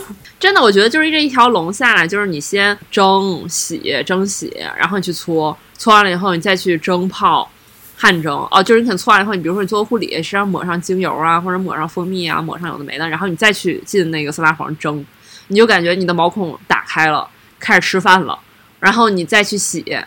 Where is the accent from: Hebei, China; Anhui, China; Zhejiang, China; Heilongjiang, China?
Heilongjiang, China; now in Beijing, China; 大家都知道我是东北人